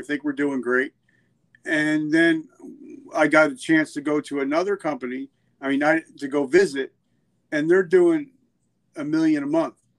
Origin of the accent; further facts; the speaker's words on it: New Jersey, United States; I'm from New Jersey